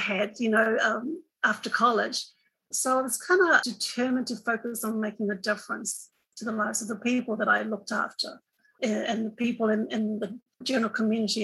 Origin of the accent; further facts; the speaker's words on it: Cook Islands; also born or lived in New Zealand; I come from the Cook Islands, little paradise in the Pacific Ocean.